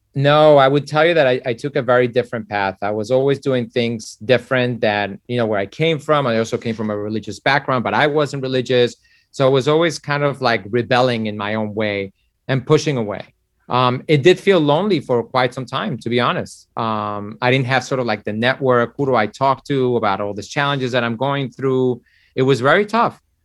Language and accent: English; Mexico; now in United States; I was born in Mexico